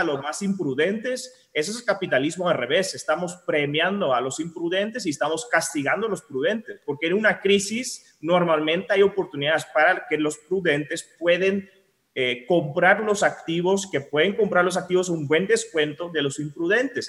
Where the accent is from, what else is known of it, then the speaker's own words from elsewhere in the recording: Netherlands; now in Guatemala; yo soy holandés